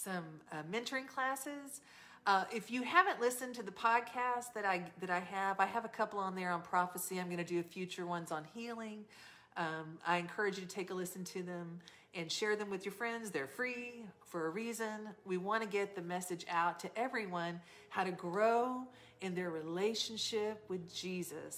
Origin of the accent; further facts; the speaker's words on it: the South, United States; I'm from the South.